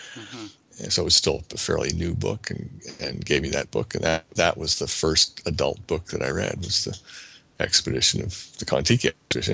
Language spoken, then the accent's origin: English; New Jersey, United States; As a as a child growing up in New Jersey, I was interested in animals and uh, machines